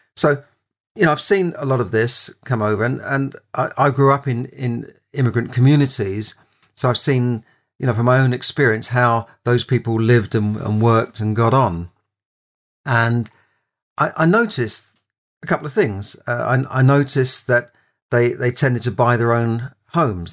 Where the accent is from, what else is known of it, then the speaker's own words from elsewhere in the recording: London, United Kingdom; I grew up in London, uh, when, you know, in a part of London called Camden